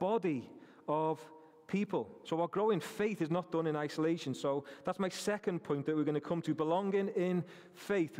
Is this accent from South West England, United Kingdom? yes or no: no; Rainhill, North West England, United Kingdom; I'm from Rainhill